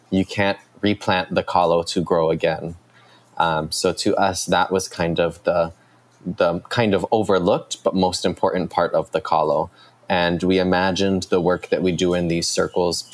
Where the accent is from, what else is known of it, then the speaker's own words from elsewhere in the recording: Kaneohe, Hawaii, United States; now in Hilo, United States; I am from Kaneohe, but currently living in Hilo, Hawaii.